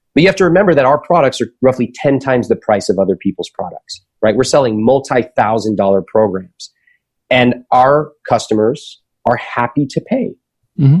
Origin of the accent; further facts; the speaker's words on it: United States; the world that I grew up in in America